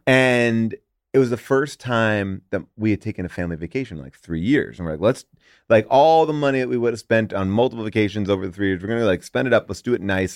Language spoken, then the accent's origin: English; New York, United States; I grew up in New York.